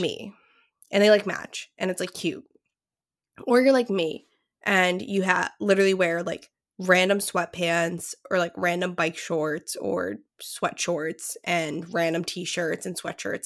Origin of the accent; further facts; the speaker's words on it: Londonderry, New Hampshire, United States; moved away; my hometown is, um, this small town in southern New Hampshire that's, like, known for their apples.